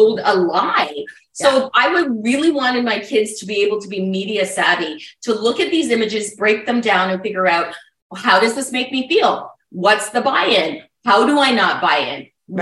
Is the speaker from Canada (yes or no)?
yes; Burlington, Ontario, Canada; I grew up in Burlington, Ontario, just outside of Toronto.